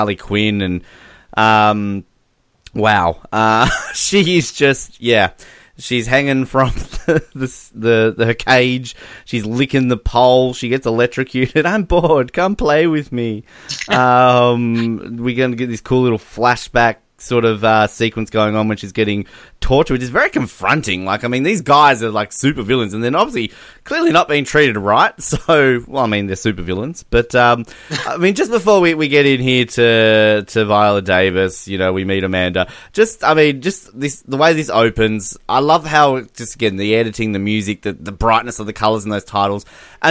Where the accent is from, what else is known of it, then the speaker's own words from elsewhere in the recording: Australia; as an Australian